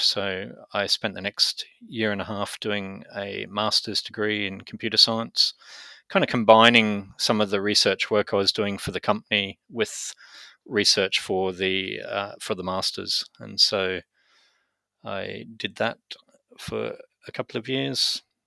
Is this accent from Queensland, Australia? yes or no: yes; Brisbane, Queensland, Australia; moved away as an adult; also born or lived in United Kingdom / United States; I was born in Brisbane, in Australia, and mainly grew up in Australia